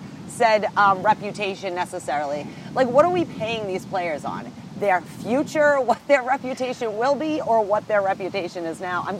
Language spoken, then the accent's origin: English; Nova Scotia, Canada; All I could think is the Maritimes. I'm actually from Nova Scotia.